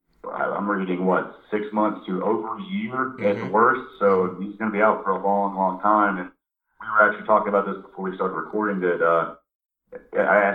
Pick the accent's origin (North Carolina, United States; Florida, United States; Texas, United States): North Carolina, United States; Asheville; I'm from Asheville